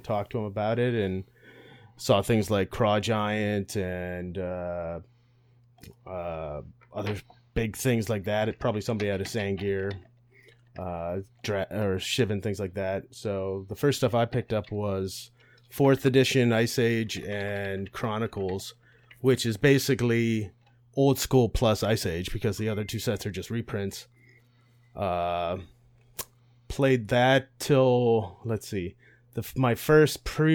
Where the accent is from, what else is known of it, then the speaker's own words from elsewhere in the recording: Ohio, United States; moved away; it used to be an hour to go to a shop at where I grew up in Ohio